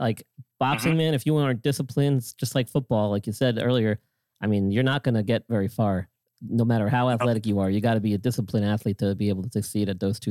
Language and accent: English; Long Island, New York, United States; I'm from Long Island.